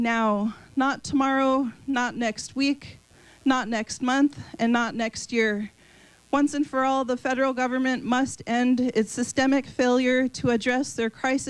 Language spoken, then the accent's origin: English; Mandaree, North Dakota, United States; I'm from Mandaree, North Dakota, which is located on the Fort Berthold Indian Reservation.